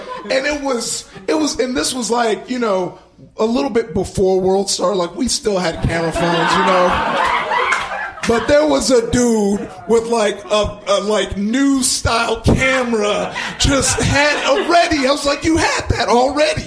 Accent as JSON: {"language": "English", "town": "Compton", "region": "California", "country": "United States", "tie": "born or raised there", "said": "I grew up in Compton, and neighboring Compton was Watts"}